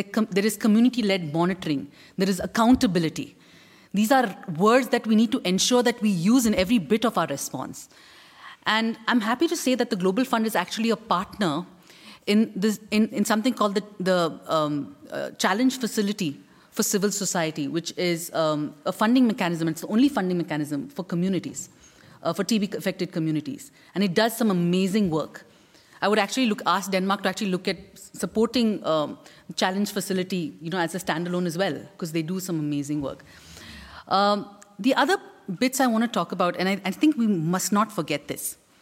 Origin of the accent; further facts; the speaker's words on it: India; As an Indian